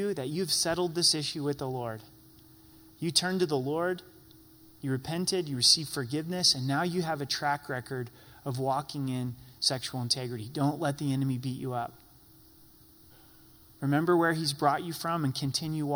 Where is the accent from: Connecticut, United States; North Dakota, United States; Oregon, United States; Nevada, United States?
Oregon, United States; I grew up in Oregon